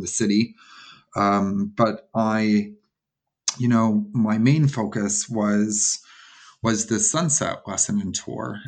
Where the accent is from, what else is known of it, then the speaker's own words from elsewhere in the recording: Toronto, Ontario, Canada; I'm from Toronto, so paddleboarding was really taking off about 10 years ago here